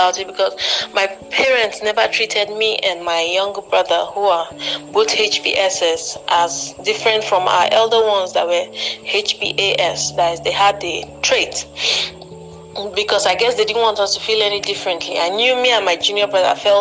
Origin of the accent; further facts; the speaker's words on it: Anambra, Nigeria; now in Enugu State, Nigeria; I'm from Anambra by birth and by marriage. I'm presently based in Enugu State